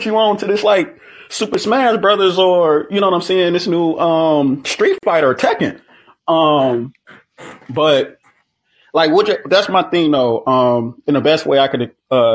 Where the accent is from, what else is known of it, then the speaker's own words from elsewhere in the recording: Joliet, Illinois, United States; my hometown on the east side of Joliet